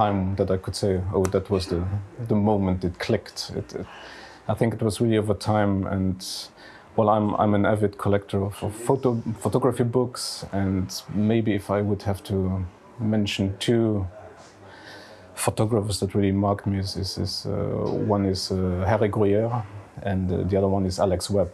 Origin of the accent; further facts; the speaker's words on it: Esch-sur-Alzette, Luxembourg; now in Luxembourg City, Luxembourg; I grew up in Esch-sur-Alzette, so the second largest city in Luxembourg. Now I'm living in Luxembourg City.